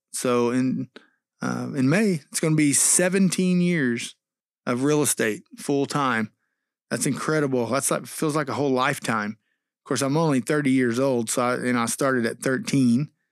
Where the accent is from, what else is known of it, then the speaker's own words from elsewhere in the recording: Texas, United States; also born or lived in Missouri; when we came to Texas from Missouri, 'cause I went to Missouri for college, when we moved back here in two thousand five